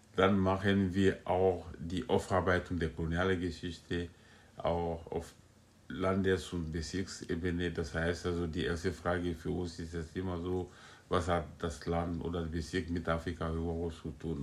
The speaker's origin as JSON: {"language": "German", "country": "Guinea", "tie": "born or raised there", "also_born_or_lived": "France", "moved": "as an adult", "lives_now": "Berlin, Germany", "said": "Ich bin in Guinea geboren und aufgewachsen habe ich äh, meine, ich habe die Schule in Guinea besucht"}